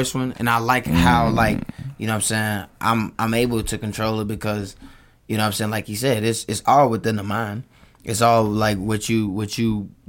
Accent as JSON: {"language": "English", "town": "Chicago", "region": "Illinois", "country": "United States", "said": "I'm from Chicago"}